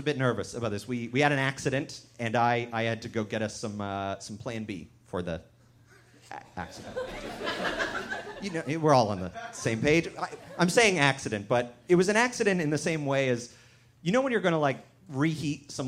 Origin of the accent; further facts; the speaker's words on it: Canada; moved away as an adult; now in United States; I am from Canada originally, but I moved down to the States this year